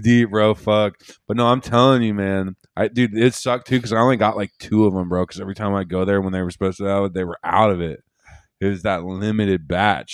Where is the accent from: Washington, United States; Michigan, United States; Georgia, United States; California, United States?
Washington, United States; Seattle; I'm from Seattle.